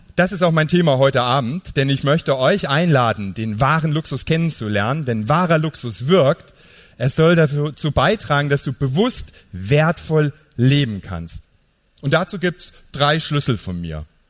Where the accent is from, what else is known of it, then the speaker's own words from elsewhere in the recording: Niederkirchen, Saarland, Germany; Ich komme aus dem Saarland